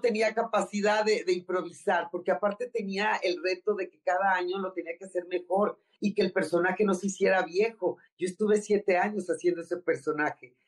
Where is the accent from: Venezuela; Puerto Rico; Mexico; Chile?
Mexico; Tampico, Tamaulipas; moved away as an adult; now in Mexico City, Mexico; Yo soy de Tampico, Tamaulipas.